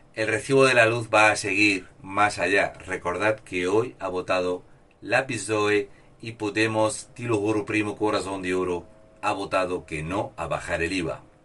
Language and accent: Spanish; Spain; Soy un español sin complejos